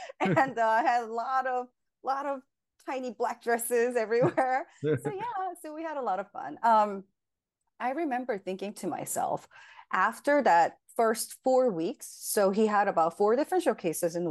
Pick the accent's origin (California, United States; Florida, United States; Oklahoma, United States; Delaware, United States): California, United States; now in New Jersey, United States; I'm originally from California.